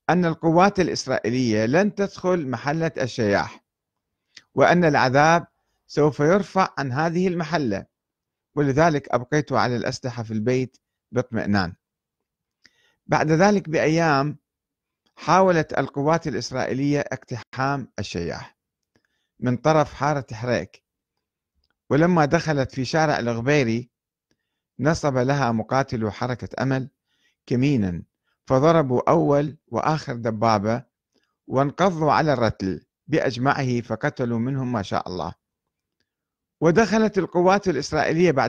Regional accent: Iraq; فقلت له أنا عراقي وأريد الذهاب إلى صيدا في الجنوب

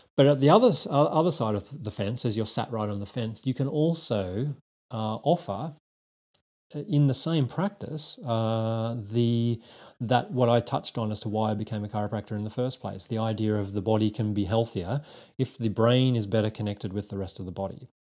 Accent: Australia; accent: Aussie; moved away as an adult; also born or lived in United Kingdom; now in London, United Kingdom; a little twang that's still going on in my uh, accent, which is an Aussie accent. So I'm a Aussie born and bred and trained chiropractor myself.

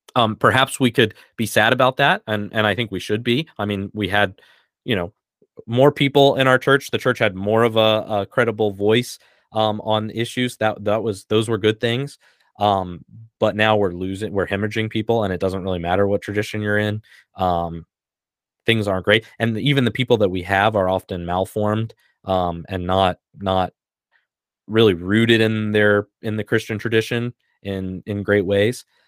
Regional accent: United States; I'm an American

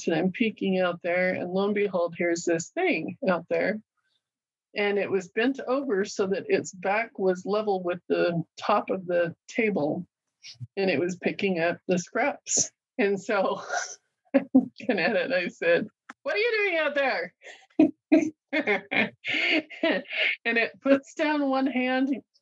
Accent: Fort Hall, Idaho, United States; I grew up on the Chauvin Indian Reservation there in Fort Hall

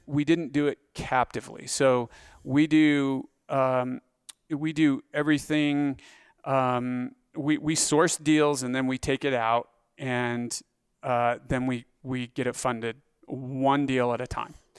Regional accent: Grace, Idaho, United States; also born or lived in Pocatello, Idaho; born in Pocatello, Idaho

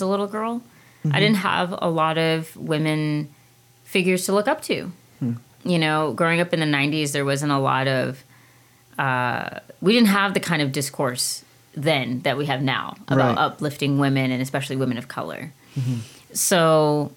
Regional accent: Washington, District of Columbia, United States; moved away; also born or lived in Alexandria, Virginia / London / San Antonio; I was born and raised in D.C.

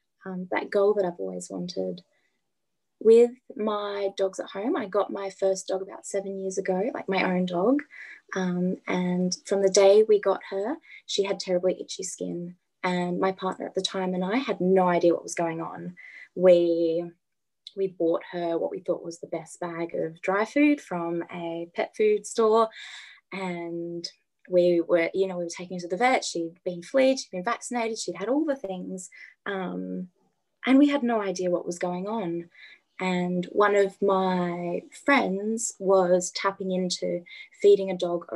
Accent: Adelaide, South Australia, Australia; I'm from Adelaide, born and bred in Adelaide.

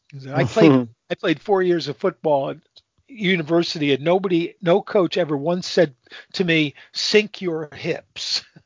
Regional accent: New England, United States; because I'm from New England and the Patriots

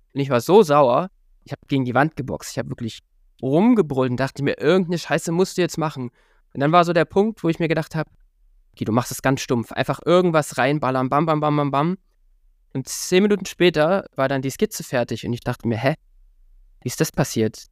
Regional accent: Halle, Saxony-Anhalt, Germany; in meiner Heimatstadt Halle

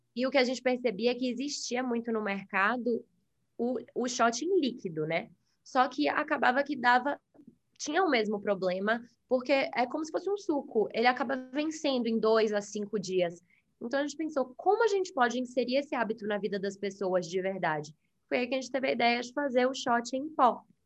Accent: Salvador, Bahia, Brazil; moved away as an adult; also born or lived in United States; nós dois somos de Salvador, e é, eu fui morar nos Estados Unidos para fazer faculdade lá

